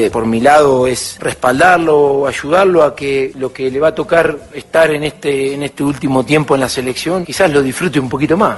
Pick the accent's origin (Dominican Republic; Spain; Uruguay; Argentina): Argentina; lo que nos representa como argentinos en el fútbol mundial